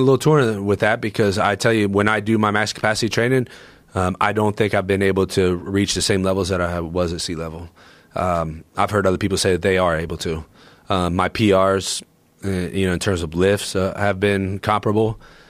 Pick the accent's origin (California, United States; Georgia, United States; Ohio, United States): Ohio, United States; Columbus; I'm from Columbus, Ohio. Like you can go around the outer belt in like an hour.